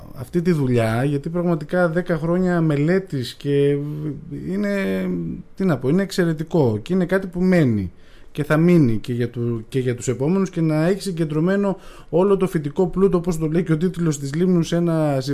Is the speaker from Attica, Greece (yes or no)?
no; Agios Dimitrios, North Aegean, Greece; είμαι και από τον Αγιο Δημήτρη και εκεί τα μπέλια έχουν πρωταρχικό ρόλο